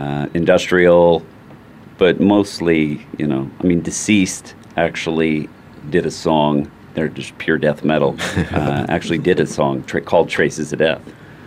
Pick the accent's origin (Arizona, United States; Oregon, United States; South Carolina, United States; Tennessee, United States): Arizona, United States; Flagstaff; I was born and raised up there.